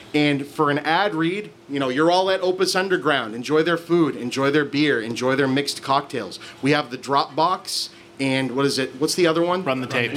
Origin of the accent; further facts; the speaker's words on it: Lynn, Massachusetts, United States; I'm from Lynn, Massachusetts